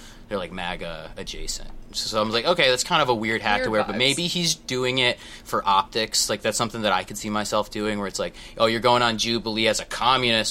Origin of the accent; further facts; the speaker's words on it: Midwest, United States; I grew up in the Midwest as well